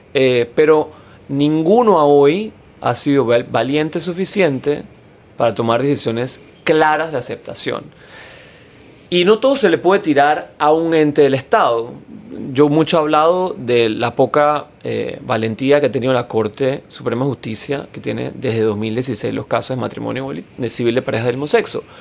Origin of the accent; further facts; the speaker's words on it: Panama; quiénes somos los, las panameñas y los panameños